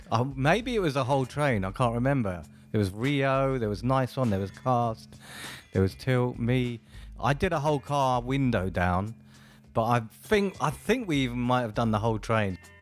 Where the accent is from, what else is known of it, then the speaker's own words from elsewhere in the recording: Wembley, London, United Kingdom; also born or lived in Ladbroke Grove, London; grew up in Wembley